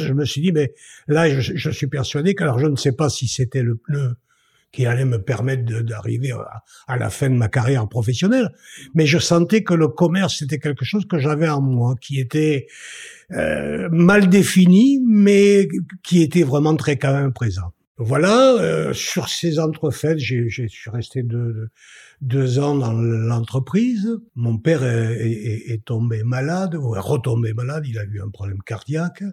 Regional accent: Bergerac, Nouvelle-Aquitaine, France; also born or lived in Toulouse / Bordeaux; now in Bergerac, France; je suis né euh, à Bergerac en juin 1948, je suis papa de deux enfants. Euh, j'ai euh, euh, en, fait c'est l'itinéraire d'un enfant de Bergerac

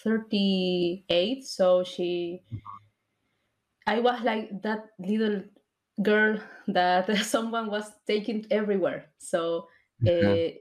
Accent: Peru; now in Argentina; I'm from Peru, but I lived here in Argentina for like more than 15 years, maybe more

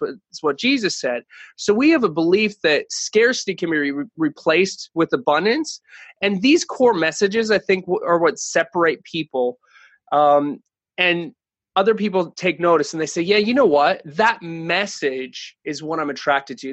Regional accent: Canada; moved away; I'm originally from Canada

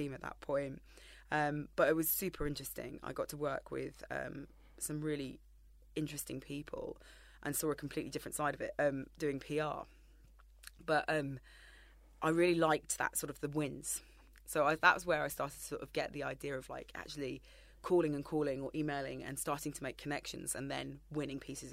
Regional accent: Brighton, South East England, United Kingdom; moved away as an adult; also born or lived in Las Vegas; I ended up moving back to my hometown of Brighton

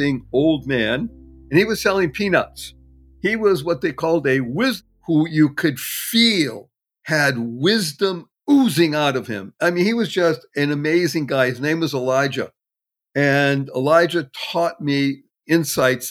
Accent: Brookline, Massachusetts, United States; also born or lived in Dorchester, Boston; I grew up in a wonderful town adjacent called Brookline.

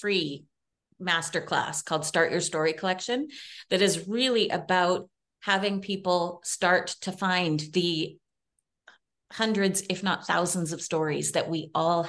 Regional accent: Canada; I'm Canadian

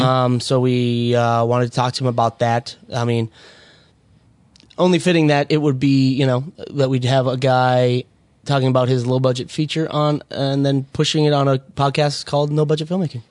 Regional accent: Minnesota, United States; in honor of my hometown. Both liquors in there are from Minnesota

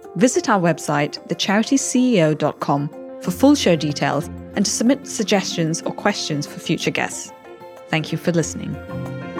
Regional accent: Chennai, Tamil Nadu, India; Tamil Nadu is my home state. I'm from Chennai

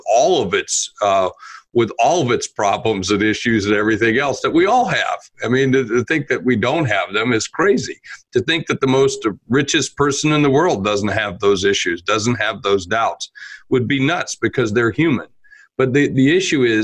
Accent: South Dakota, United States; I'm from South Dakota. We're a flyover state in the United States

